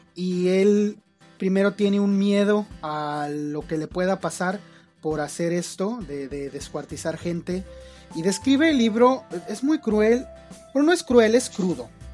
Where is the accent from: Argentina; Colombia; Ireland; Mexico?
Mexico; mi país